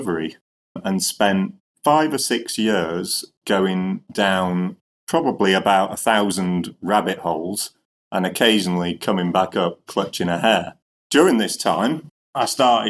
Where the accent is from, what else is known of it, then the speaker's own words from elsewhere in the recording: Cheshire, North West England, United Kingdom; also born or lived in Glasgow; now in Scotland, United Kingdom; I grew up in Cheshire and I've lived in Scotland for maybe 30 years.